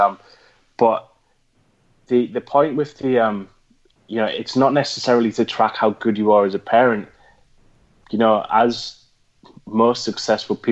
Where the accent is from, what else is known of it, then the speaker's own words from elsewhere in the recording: Geordie, North East England, United Kingdom; accent: Geordie; In my Geordie accent